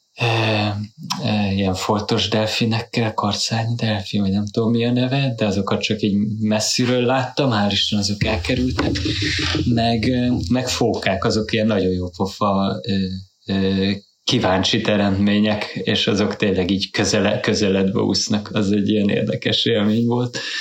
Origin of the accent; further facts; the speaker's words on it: Hungary; moved away as an adult; now in Norway; Magyarországon, abban az időben, mikor kiköltöztünk 2011-be